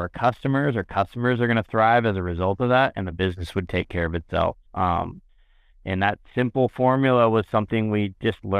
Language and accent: English; San Diego, California, United States; I grew up in San Diego